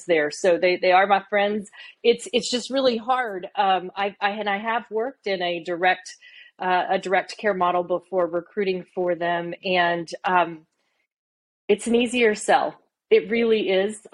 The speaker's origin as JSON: {"language": "English", "region": "Oklahoma", "country": "United States", "said": "I'm from Oklahoma."}